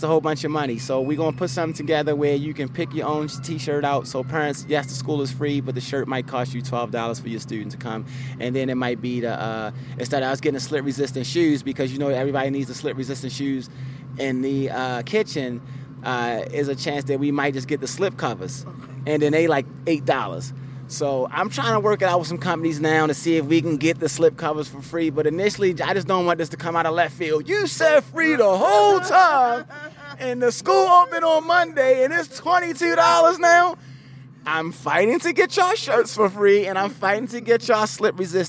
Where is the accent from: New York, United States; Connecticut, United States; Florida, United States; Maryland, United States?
Maryland, United States; Baltimore; moved away as an adult; also born or lived in Atlanta; now in California, United States; Baltimore City, my hometown